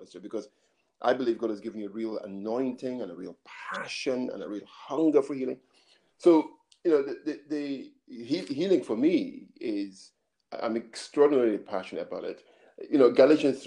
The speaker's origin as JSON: {"language": "English", "region": "Scotland", "country": "United Kingdom", "tie": "born or raised there", "also_born_or_lived": "Nigeria / Edinburgh", "said": "I grew up in Scotland until I was nine, then went back to Nigeria, did my secondary school there, then kept to Scotland, did further education back in Edinburgh"}